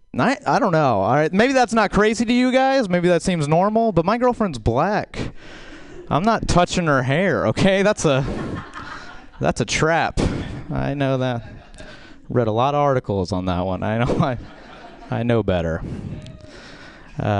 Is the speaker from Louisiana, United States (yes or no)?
yes; Baton Rouge, Louisiana, United States; I'm from Baton Rouge, Louisiana.